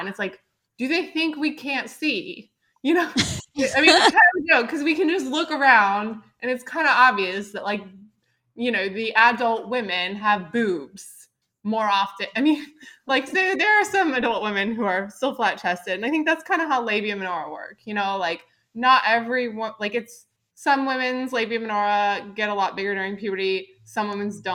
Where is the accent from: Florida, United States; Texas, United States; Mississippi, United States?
Texas, United States; Dallas; I grew up in Dallas, Texas